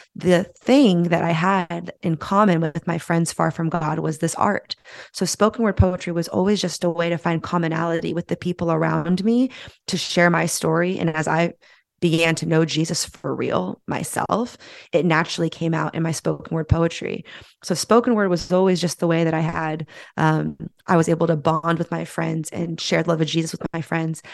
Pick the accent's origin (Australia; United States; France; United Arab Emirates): United States; San Francisco, California; moved away as an adult; my hometown of San Francisco